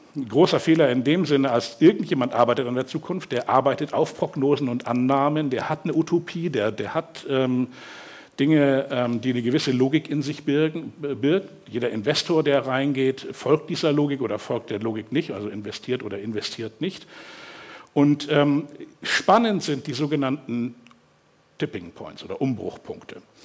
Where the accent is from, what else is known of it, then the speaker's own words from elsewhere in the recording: Hamburg, Germany; ich bin aufgewachsen hier in Hamburg, im Westen dann. Lurop für diejenigen, die das kennen, das ist so ganz wirklich so an der Grenze zu Fenefeld